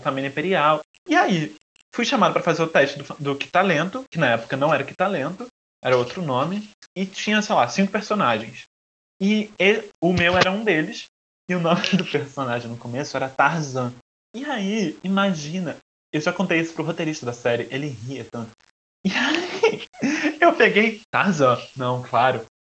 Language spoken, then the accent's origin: Portuguese; Brazil; eu sou brasileiro